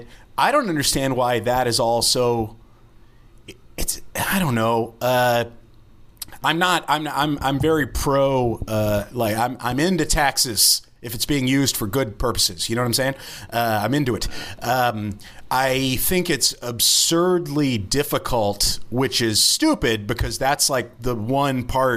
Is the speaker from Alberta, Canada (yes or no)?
no; Kingston, Ontario, Canada; born there; I was born in Kingston, Ontario.